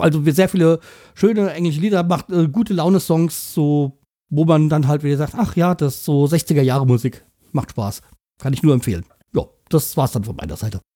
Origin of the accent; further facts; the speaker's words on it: Hanau, Hesse, Germany; meiner Heimatstadt